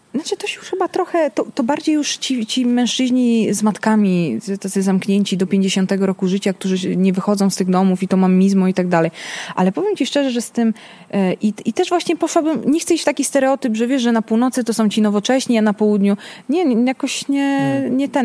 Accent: Naples, Campania, Italy; now in Poland; te lata 90., kiedy ja się wychowywałam we Włoszech

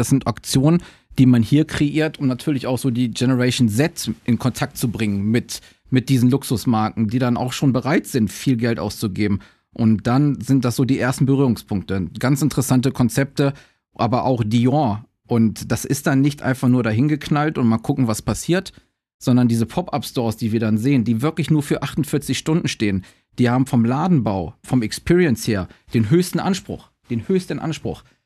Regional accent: Düsseldorf, North Rhine-Westphalia, Germany; moved away as an adult; now in Shanghai, China; ich bin ja gebürtiger Düsseldorfer

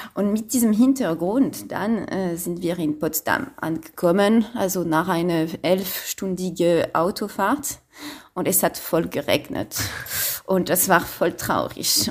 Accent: Paris, Île-de-France, France; German is a second language; moved away as an adult; now in Berlin, Germany; ich komme aus Paris

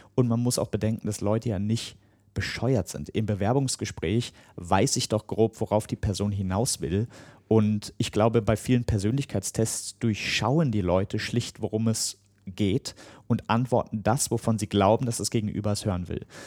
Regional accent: Germany; als Deutscher

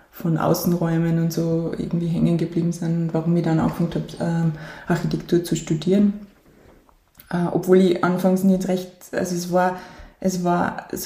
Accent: St. Gallen, Styria, Austria; ganz ursprünglich {S2} hat es begonnen in St. Gallen. Das ist ähm, ein Ort mitten im Gesäuse. Ähm, da bin ich ähm, bei meinen Großeltern und Eltern aufgewachsen die ersten Jahre

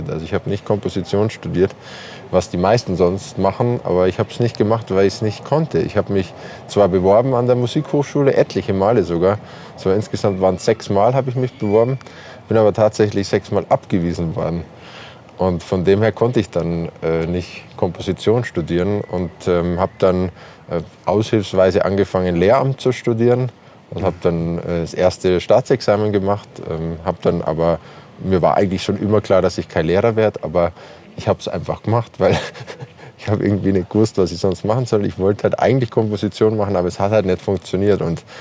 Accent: Bavaria, Germany; Äh, ich bin in Bayern aufgewachsen und habe da meine Wurzeln. Ich bin mit bayerischer Sprache aufgewachsen, mit bayerischen Instrumenten, mit Akkordeon, mit Zither, mit Hackbrett, mit Gitarre.

